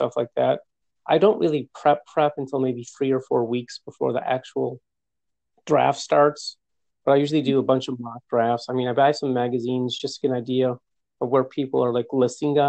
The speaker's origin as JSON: {"language": "English", "town": "Kenmore", "region": "New York", "country": "United States", "tie": "born or raised there", "said": "I'm from Kenmore, so North Buffalo. Grew up here."}